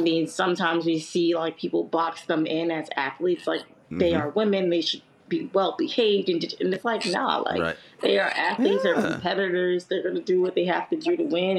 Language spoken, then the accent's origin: English; New York City, New York, United States; I grew up in Harlem.